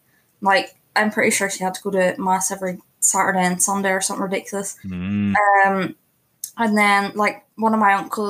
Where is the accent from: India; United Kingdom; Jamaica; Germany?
United Kingdom; Northern Ireland; I'm from Northern Ireland